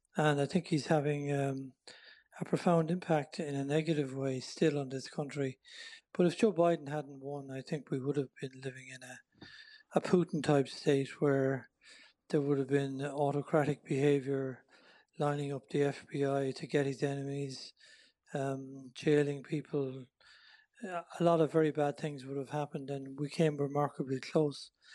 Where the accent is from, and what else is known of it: Ireland; born or raised there; moved away as an adult; also born or lived in Thurles / Drogheda; now in United States